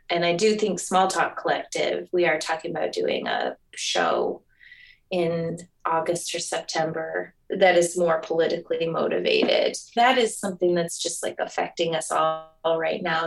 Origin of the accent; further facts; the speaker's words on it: Michigan, United States; also born or lived in New York / Connecticut; now in Oregon, United States; I have been in Oregon about eight years now and came here via New York, and I'm originally from Michigan